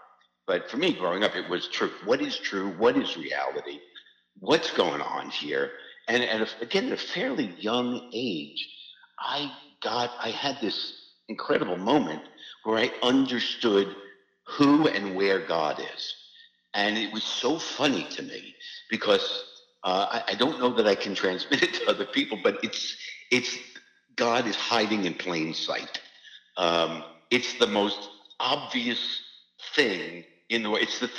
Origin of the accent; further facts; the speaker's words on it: New York, United States; I figured, I'm from New York. So, everything